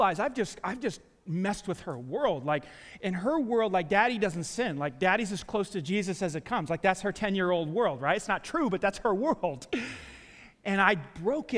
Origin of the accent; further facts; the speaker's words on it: New York City, New York, United States; I grew up in New York City, Staten Island, New York, and we, you know, for the first 13 years of our lives, we lived in the projects